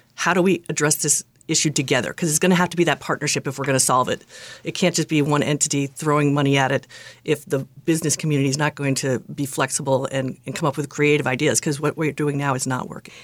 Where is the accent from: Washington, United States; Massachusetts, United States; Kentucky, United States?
Massachusetts, United States; Acton; also born or lived in Lexington; I grew up in Acton, lived there my whole life. until I went away to college.